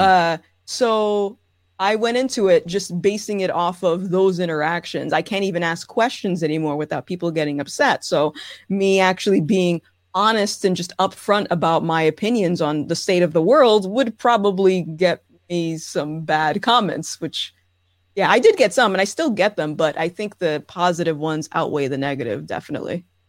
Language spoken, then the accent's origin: English; Rhode Island, United States; I am born and raised in Rhode Island.